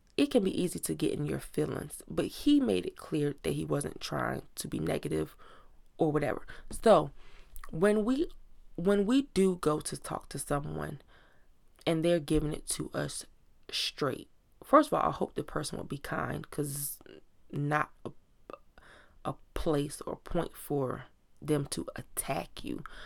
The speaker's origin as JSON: {"language": "English", "town": "Virginia Beach", "region": "Virginia", "country": "United States", "moved": "yes", "said": "we're from Virginia Beach, Virginia"}